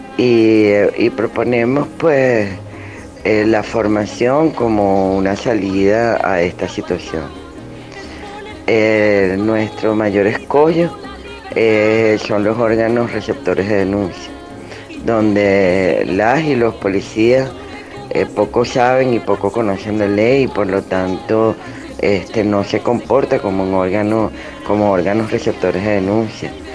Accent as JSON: {"language": "Spanish", "country": "Venezuela"}